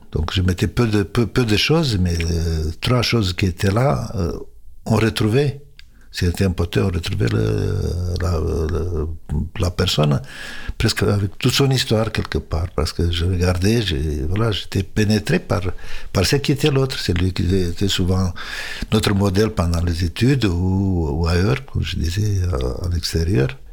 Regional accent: Romania; moved away as an adult; now in France; j'avais jamais rêvé de quitter la Roumanie

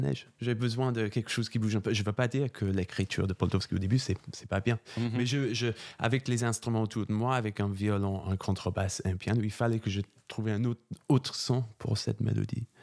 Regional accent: England, United Kingdom; French is a second language; moved away as an adult; also born or lived in Germany / Cologne, Germany / Italy; now in Paris, France; j'étais choriste dans, les... dans une cathédrale en Angleterre. C'est là où j'ai appris la musique. Euh... je commençais quand j'avais 8 ans.

